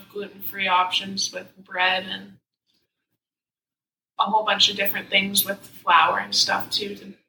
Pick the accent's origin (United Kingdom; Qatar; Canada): Canada; Medicine Hat, Alberta; Well, I am born and raised in Medicine Hat. Mm-hmm. I went to Medicine Hat High School